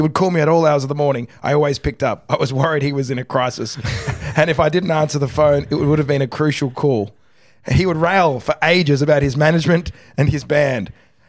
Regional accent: Australia; now in United States; Like I'm an Australian, but I don't. I don't feel like I live here anymore. I've kind of my first few years in America.

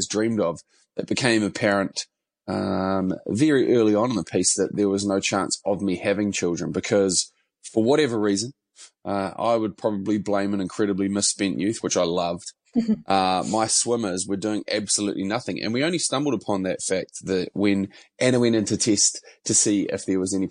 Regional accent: Mount Maunganui, Bay of Plenty, New Zealand; now in Auckland, New Zealand; I would say that I hail from Mount Maunganui, although I've lived in Auckland for longer than I lived in Mount Maunganui

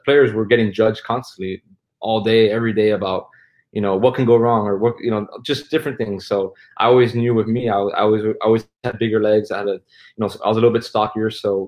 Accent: Miami, Florida, United States; growing up in Miami

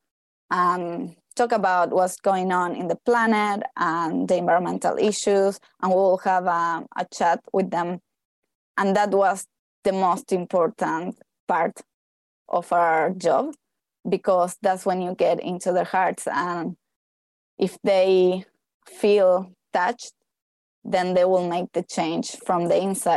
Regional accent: Argentina; moved away as an adult; also born or lived in Hawaii / Australia; now in Queenstown, New Zealand; I am from Argentina

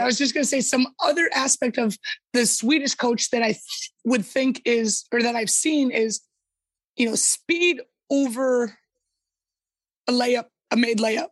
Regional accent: United States; moved away as an adult; now in Sweden; I'm American in the aspect of I yell, I'm loud, I'm boisterous

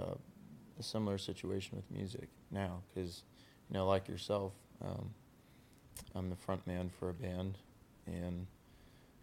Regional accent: New Hampshire, United States; moved away as an adult; also born or lived in Maine; growing up in New Hampshire, that was the school we would

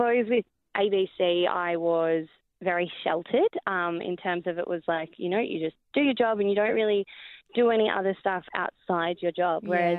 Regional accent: Wagga Wagga, New South Wales, Australia; also born or lived in Holbrook / Bendigo; Yeah, and Holbrook and Baxmarsh and Bendigo, but originally Wagga. So a lot of country towns.

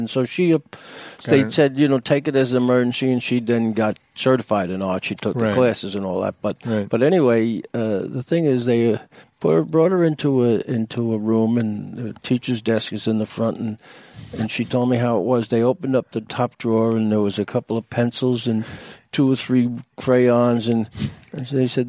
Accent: Long Island, New York, United States; moved away as an adult; we came from Long Island in New York

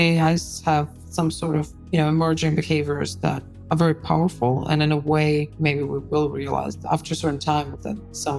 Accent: Moscow, Russia; moved away as an adult; now in United States; we were growing up in Moscow, when we were in our early 20s.

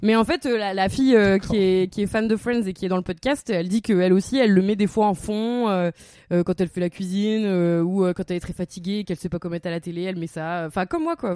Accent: the Nord, Hauts-de-France, France; moved away as an adult; also born or lived in Cambodia; on vient du Nord

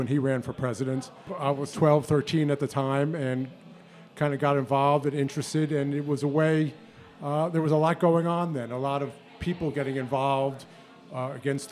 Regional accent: New York City, New York, United States; I grew up on the Upper West Side

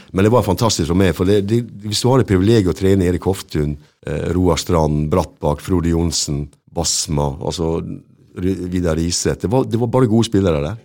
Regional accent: Norway; moved away as an adult; also born or lived in England / Sweden / Denmark; jeg kom jo der som nordmann

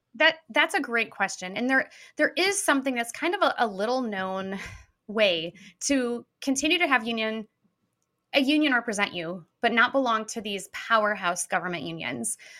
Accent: Peoria, Illinois, United States; I'm from Peoria originally

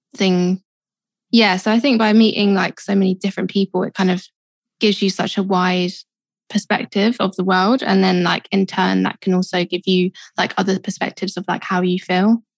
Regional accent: London, United Kingdom; I grew up in Southeast London. Kind of moved a little bit further in, so I'm kind of still South London. But yeah, born and raised.

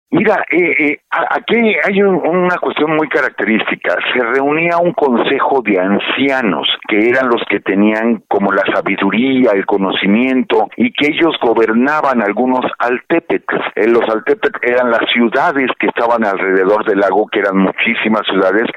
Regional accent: Mexico

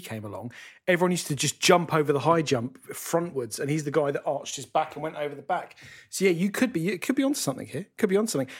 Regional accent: London, United Kingdom; moved away as an adult; now in Great Gonerby, United Kingdom; I'm a Londoner born and bred, but I've moved up here

